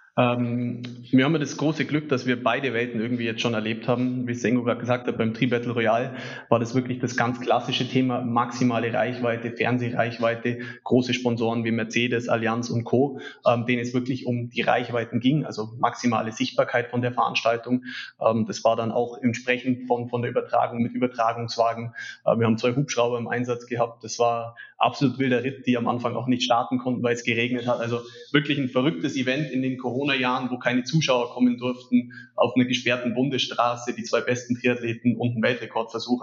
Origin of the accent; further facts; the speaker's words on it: Allgäu, Germany; bei uns im Allgäu